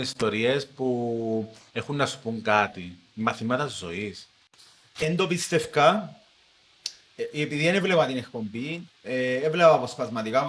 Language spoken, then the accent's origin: Greek; Cyprus; also born or lived in Greece; είμαι από Κύπρο